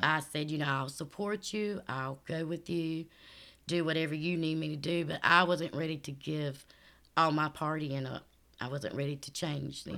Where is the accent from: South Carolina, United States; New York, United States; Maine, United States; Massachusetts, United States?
South Carolina, United States; Florence; Here in Florence, South Carolina.